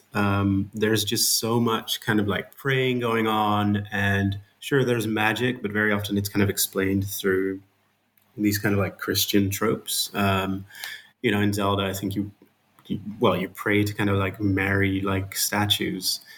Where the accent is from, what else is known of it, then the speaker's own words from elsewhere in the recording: Netherlands; accent: Dutch; English is a second language; I'm Dutch, as you can hear from my um, my uh, my accent